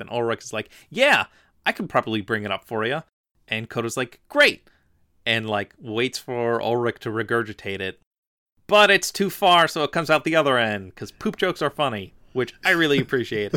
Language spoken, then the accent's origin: English; Philadelphia, Pennsylvania, United States; also born or lived in New York; I'm from Philadelphia. I lived right next to New York a lot